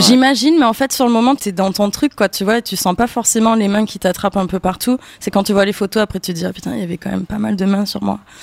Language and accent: French; Avignon, Provence-Alpes-Côte d'Azur, France; je viens d'Avignon